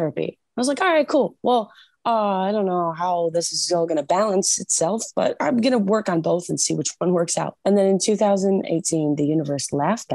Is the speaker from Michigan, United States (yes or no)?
yes; Michigan, United States